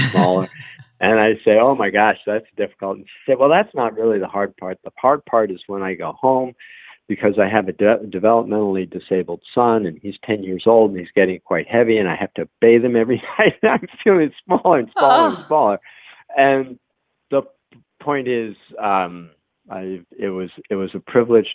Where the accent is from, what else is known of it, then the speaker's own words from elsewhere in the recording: New England, United States; moved away as an adult; now in Atlanta, United States; I come from New England, and even though I've lived in Atlanta for the last 18 years, but I come from New England, and we have a phrase, we call things wicked good